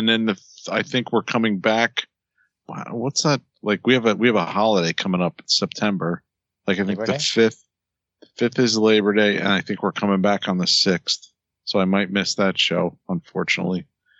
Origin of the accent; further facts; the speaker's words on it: New Jersey, United States; Like I'm from Jersey. Let's go get a slice.